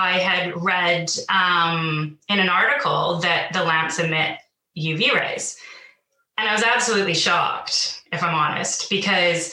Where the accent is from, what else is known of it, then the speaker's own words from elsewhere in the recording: Vancouver, British Columbia, Canada; moved away as an adult; now in London, United Kingdom; I'm not originally from the UK, so I'm originally from Vancouver, but I moved to London in 2012